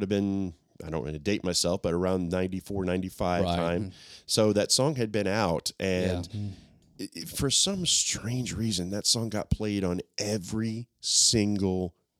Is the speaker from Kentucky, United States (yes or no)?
no; Middle Tennessee, United States; we are both native Middle Tennesseans.